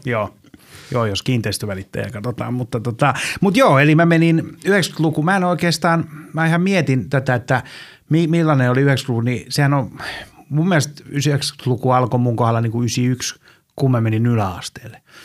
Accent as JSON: {"language": "Finnish", "town": "Helsinki", "region": "Uusimaa", "country": "Finland", "tie": "born or raised there", "said": "mä oon Helsingistä – tässä pitää olla tarkkana. Mä aina sanon, että mä oon Malmilta, mutta mun äiti aina valittaa, koska mä asuttiin lapsena Tapanilan puolella"}